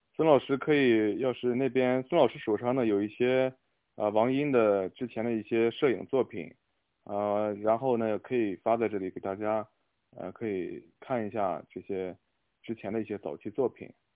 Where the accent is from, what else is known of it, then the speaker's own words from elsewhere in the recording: Qingdao, Shandong, China; 我也是青岛人，我从小会看，有的时候会看到一些就是啤酒屋